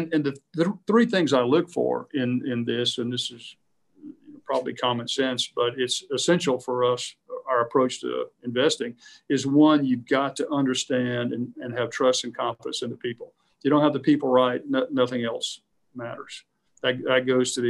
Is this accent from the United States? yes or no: yes; United States